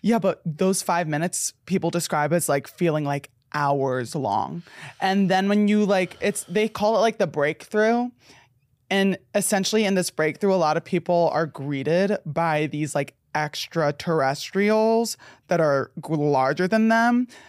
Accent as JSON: {"language": "English", "country": "United States", "said": "As an American"}